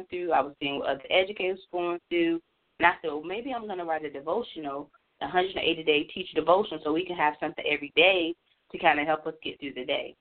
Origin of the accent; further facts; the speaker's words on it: North Carolina, United States; moved away as an adult; now in Maryland, United States; I'm originally from North Carolina, and I have worked all over the state of North Carolina